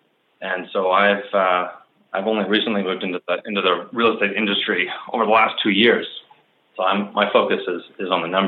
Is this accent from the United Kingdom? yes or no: no; Vancouver, British Columbia, Canada; also born or lived in Montreal; I grew up in Vancouver and spent all of my school years through high school here. Did a four-year stint in Montreal at McGill University.